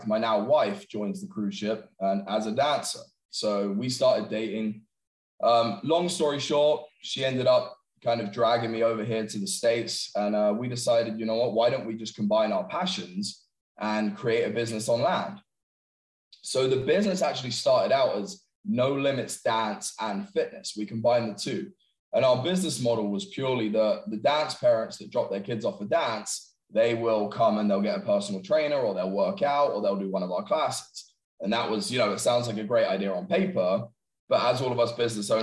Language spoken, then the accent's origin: English; England, United Kingdom; moved away as an adult; I'm obviously originally from England